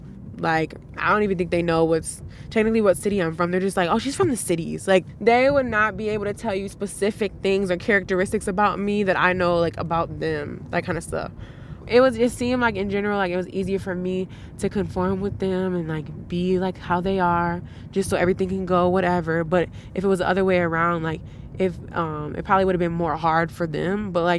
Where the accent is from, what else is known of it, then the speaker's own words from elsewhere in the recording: Frogtown, United States; Talking with him, I found out that he was from the same place as me, so I grew up in Frogtown.